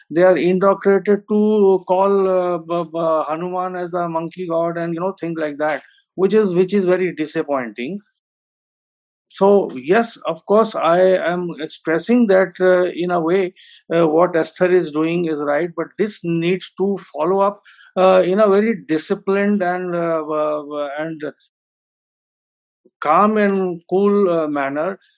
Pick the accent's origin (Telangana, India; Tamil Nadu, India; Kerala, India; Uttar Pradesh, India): Uttar Pradesh, India; Lucknow; moved away as an adult; now in Delhi, India; I'm a professor based in Delhi for last 35 years, but I have I was born and brought up in Lucknow, and having gone to all the Roman Catholic schools